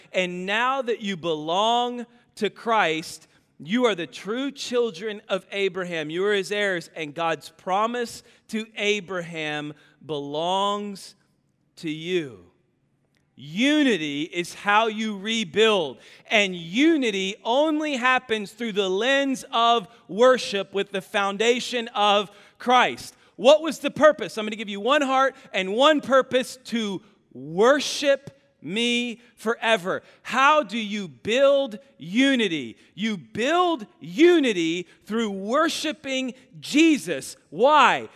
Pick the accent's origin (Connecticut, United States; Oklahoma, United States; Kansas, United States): Kansas, United States; I'm from Kansas